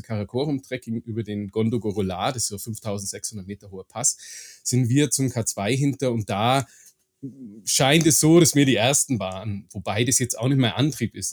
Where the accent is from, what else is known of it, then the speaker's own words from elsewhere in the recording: Augsburg, Bavaria, Germany; ich bin gebürtig aus Augsburg